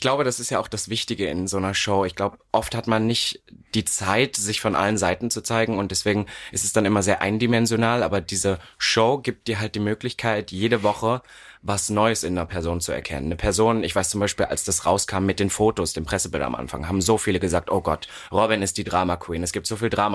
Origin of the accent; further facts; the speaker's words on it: Berlin, Germany; ich komme aus Berlin jetzt, wo man denkt, oh, das ist ja nun die offenste Stadt Deutschlands